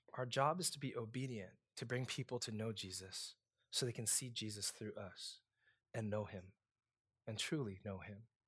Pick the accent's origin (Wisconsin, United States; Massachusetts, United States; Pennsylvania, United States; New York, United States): New York, United States; New York City; moved away as an adult; also born or lived in Texas; now in Louisiana, United States; I'm a kid from Brooklyn